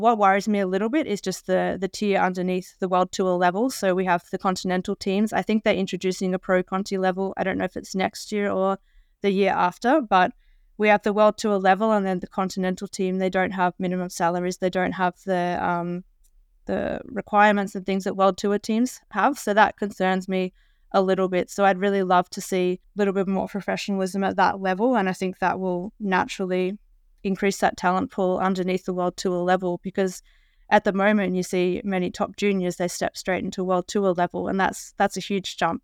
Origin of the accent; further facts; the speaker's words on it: Australia; as an Australian